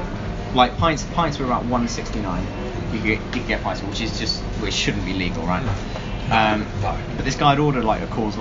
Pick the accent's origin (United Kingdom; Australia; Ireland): United Kingdom; Winchester, South East England; I was Winchester.